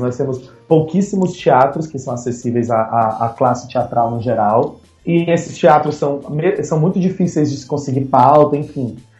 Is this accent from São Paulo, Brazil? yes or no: no; Fortaleza, Ceará, Brazil; eu sou de Fortaleza, Ceará, terra do sol, terra da luz